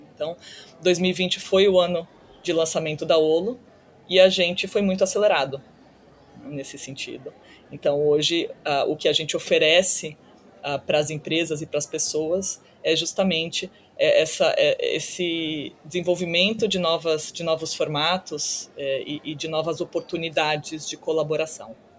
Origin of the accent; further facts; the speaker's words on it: Brazil; moved away as an adult; also born or lived in United States / China; retornando ao Brasil aos 24 anos, eu acabei passando oito anos fora do Brasil, do início da faculdade